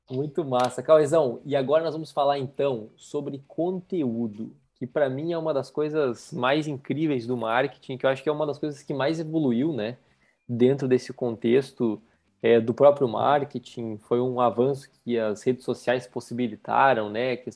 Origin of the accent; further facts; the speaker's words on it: Rio Grande do Sul, Brazil; Eu sou do interior do estado, então, do Rio Grande do Sul. Então é, um, é uma, uma, cidade pequena que não tinha Chili Beans, né?